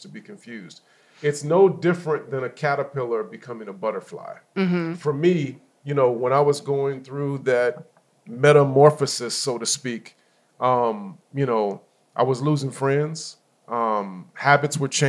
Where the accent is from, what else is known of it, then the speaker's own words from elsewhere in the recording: Inland Empire, California, United States; also born or lived in Los Angeles, California; I am from California, born in Los Angeles. Moved when I was a kid because of the area we were in. Parents wanted us to be safer, so we moved out to the Inland Empire.